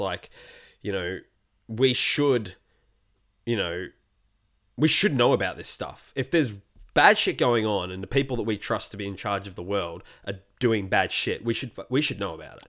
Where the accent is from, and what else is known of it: Australia